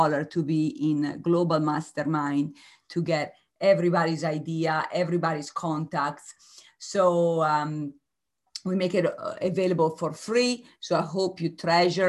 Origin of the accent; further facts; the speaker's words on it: Italy; moved away; I am originally from Italy